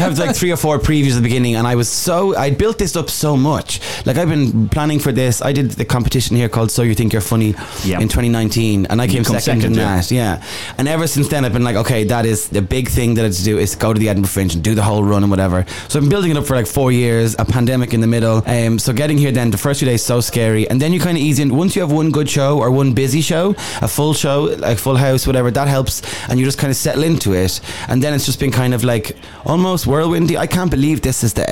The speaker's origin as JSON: {"language": "English", "country": "Ireland", "said": "I'm from Ireland"}